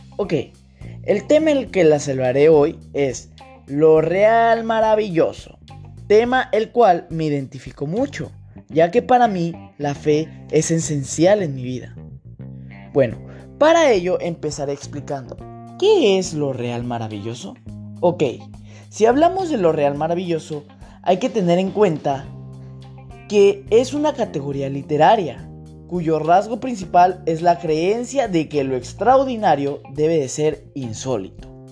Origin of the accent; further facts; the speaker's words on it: Mexico; yo mexicano, sé que mi cultura mexicana, en mi país